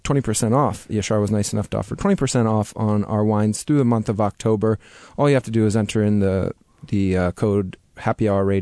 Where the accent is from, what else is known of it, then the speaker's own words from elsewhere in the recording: East Coast, United States; also born or lived in California; Even though I'm from the East Coast, I used to live in California, and I consider myself a really laid-back kind of guy.